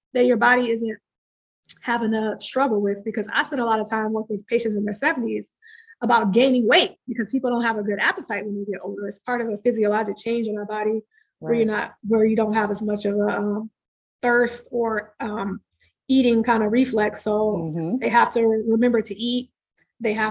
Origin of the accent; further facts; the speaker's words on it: Midwest, United States; growing up in the Midwest